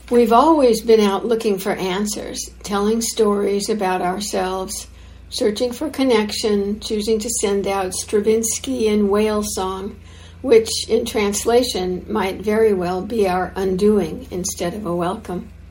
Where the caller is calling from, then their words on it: Santa Barbara, California, United States; So, um, as you can see … I'm uh, I'm joining from Santa Barbara, California, just quite a ways south of uh, IMC